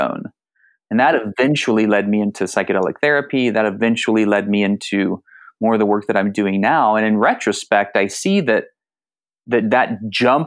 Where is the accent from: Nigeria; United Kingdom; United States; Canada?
United States; San Antonio, Texas; also born or lived in Austin, Texas; I grew up in South Texas, San Antonio and Austin